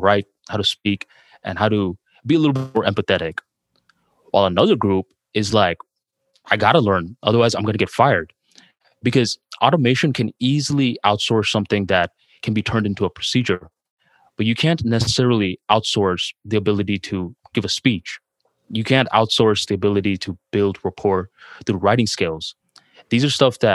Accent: Bangladesh; English is a second language; now in United States; going from Bangladesh to the United States, spending some years working on my English, trying to fix my accent

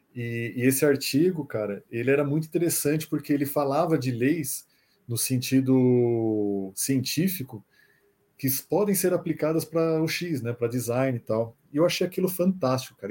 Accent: São Paulo, Brazil; Nascido e criado aqui em São Paulo, 38 anos

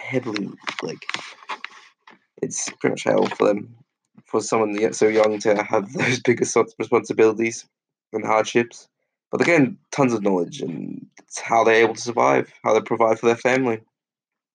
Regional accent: Australia; Growing up in Australia

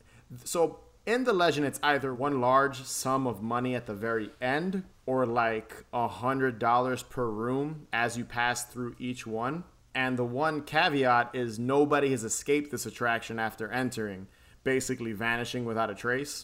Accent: New York City, New York, United States; I grew up in the Bronx and Queens

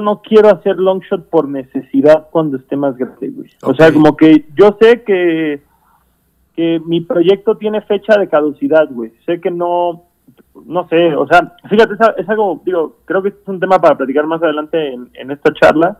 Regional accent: Cancún, Quintana Roo, Mexico; moved away; yo vengo de una ciudad chica, yo vengo de Cancún

